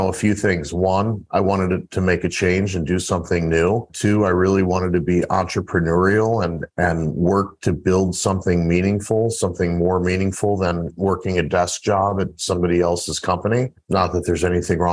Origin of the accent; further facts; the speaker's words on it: St. Louis, Missouri, United States; I grew up in St. Louis, Missouri